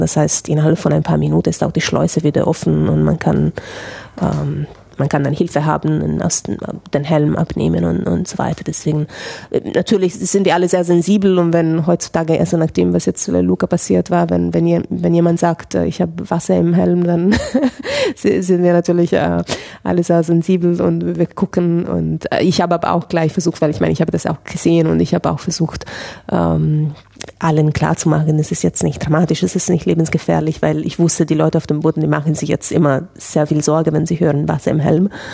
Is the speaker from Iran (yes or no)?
no; Italy; ich bin ja Italienerin